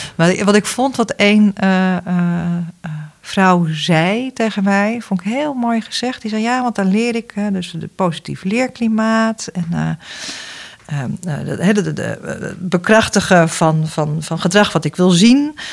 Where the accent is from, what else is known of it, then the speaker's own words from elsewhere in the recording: Netherlands; wij als Nederlanders